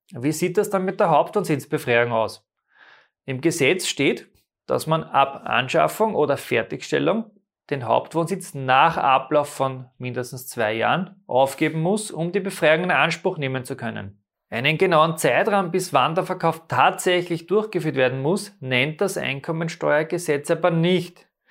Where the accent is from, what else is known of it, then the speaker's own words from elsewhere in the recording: Austria; bei uns in Österreich